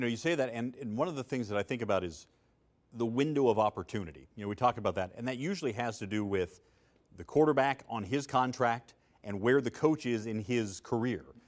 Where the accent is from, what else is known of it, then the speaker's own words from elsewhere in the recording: Kansas City, Missouri, United States; moved away; I know a lot of people in Kansas City, born and raised there, grew up there.